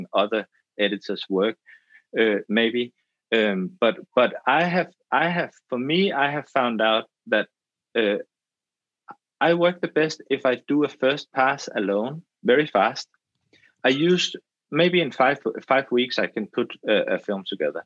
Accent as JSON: {"language": "English", "country": "Denmark", "said": "I'm Danish and I'm from the Danish film school."}